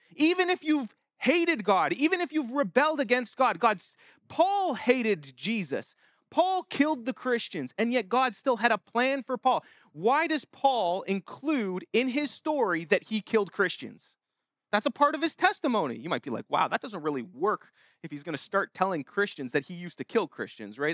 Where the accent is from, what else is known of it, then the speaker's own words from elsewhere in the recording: Canada; us as Canadian citizens